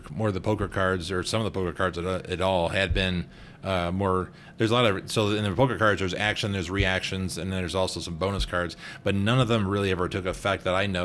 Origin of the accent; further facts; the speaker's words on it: Wisconsin, United States; I grew up in Wisconsin